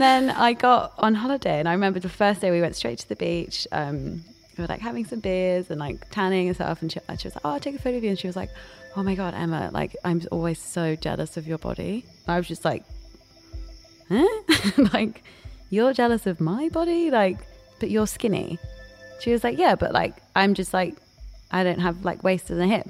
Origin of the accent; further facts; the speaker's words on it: Paris, Île-de-France, France; now in London, United Kingdom; I grew up in Paris